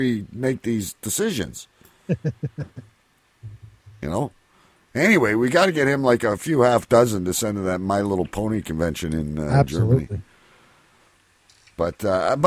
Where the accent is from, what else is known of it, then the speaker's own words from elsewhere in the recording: Windsor, Ontario, Canada; my hometown here in Windsor